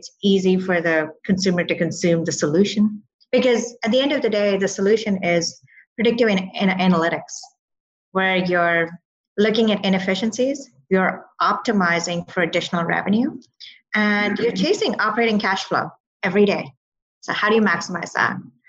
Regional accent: Dubai, United Arab Emirates; born there; also born or lived in Saudi Arabia / Calgary, Canada; My family had moved from India. And I was born in Dubai, actually. I was born in Dubai.

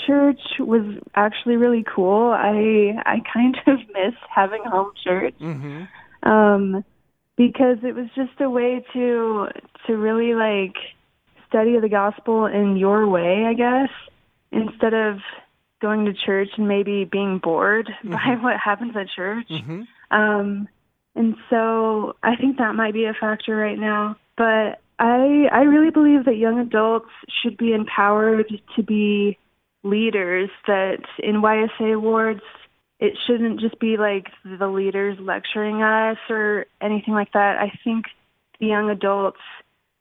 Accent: Orem, Utah, United States; I'm from Utah. Orem, Utah, and I was born into the church

